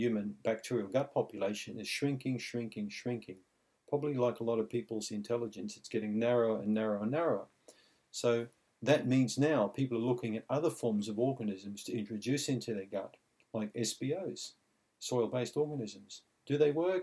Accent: Australia; growing up in Australia when I think I was 9 years old

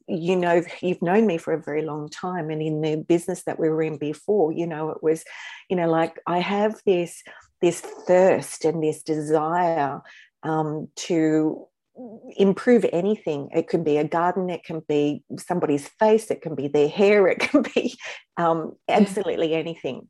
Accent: Newcastle, New South Wales, Australia; I ended up here in Newcastle. And this is my hometown

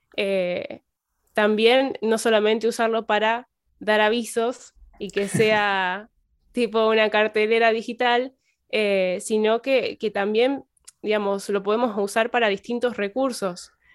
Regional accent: Piamonte, Santa Fe, Argentina; soy de Piamonte, provincia de Santa Fe, es un pueblito muy chiquito

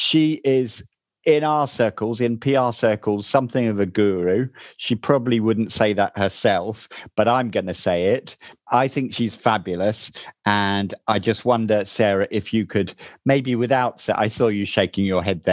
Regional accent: Chiltern Hills, South East England, United Kingdom; accent: middle English; you don't come from the Chiltern Hills like me

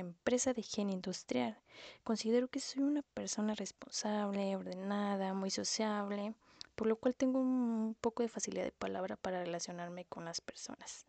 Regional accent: Ciudad Victoria, Tamaulipas, Mexico; now in San Luis Potosí, Mexico; nací en Ciudad Victoria, Tamaulipas y actualmente estoy radicando en la ciudad de San Luis Potosí

